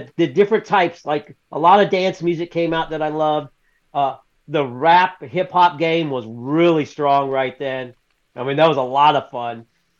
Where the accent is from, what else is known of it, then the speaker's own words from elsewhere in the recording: the South, United States; I'm from the South, so I was raised in the South